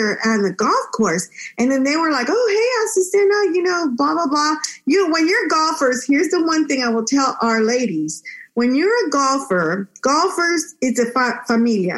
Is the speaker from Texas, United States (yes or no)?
yes; Texas, United States; also born or lived in Monterrey, Mexico; My parents brought me to live in Texas, where I enjoyed growing up in such a bilingual, bicultural state.